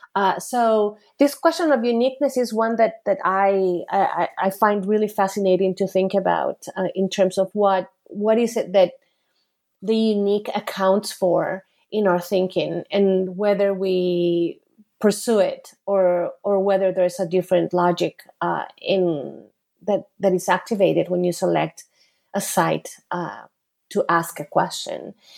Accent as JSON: {"language": "English", "country": "Costa Rica", "moved": "as an adult", "said": "I am originally from Costa Rica"}